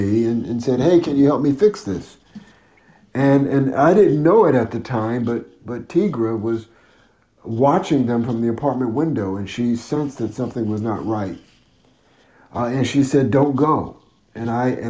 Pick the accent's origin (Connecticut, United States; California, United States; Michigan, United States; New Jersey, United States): Connecticut, United States; moved away as an adult; also born or lived in Los Angeles; I'm from Connecticut originally